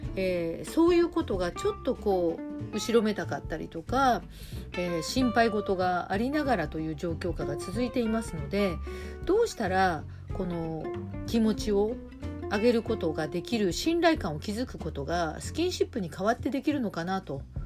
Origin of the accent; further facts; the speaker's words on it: Hiroshima, Japan; also born or lived in Shimane; now in Tokyo, Japan; 島根県生まれの広島育ち